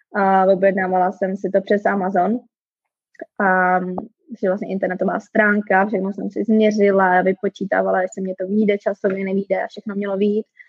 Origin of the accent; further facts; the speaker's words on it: Czechia; moved away as an adult; now in Calgary, Canada; já jsem teda Češka